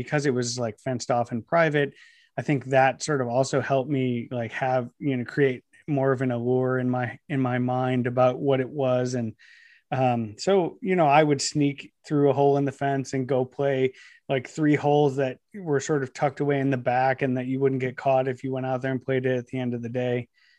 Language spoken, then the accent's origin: English; Ohio, United States; I grew up in Northeast Ohio, and when I was growing up, I watched a lot of the manufacturing that just surrounded the area that I lived just sort of up and disappear.